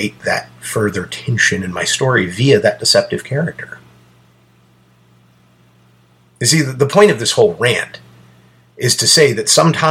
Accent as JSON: {"language": "English", "country": "United States", "said": "I'm American"}